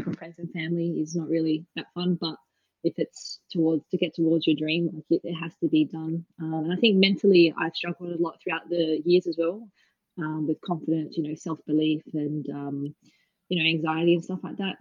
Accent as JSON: {"language": "English", "town": "Perth", "region": "Western Australia", "country": "Australia", "also_born_or_lived": "Melbourne, Australia", "moved": "as an adult", "lives_now": "Bristol, United Kingdom", "said": "I'm originally obviously from Perth"}